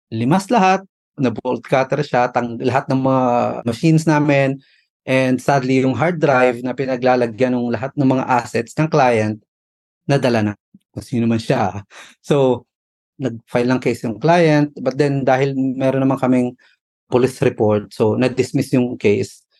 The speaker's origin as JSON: {"language": "Tagalog", "town": "Pasig", "region": "Metro Manila", "country": "Philippines", "also_born_or_lived": "Abu Dhabi, United Arab Emirates / Dubai, United Arab Emirates", "moved": "as an adult", "lives_now": "United Arab Emirates", "said": "I'm from Pasig City in uh, Manila. So I went here 2008."}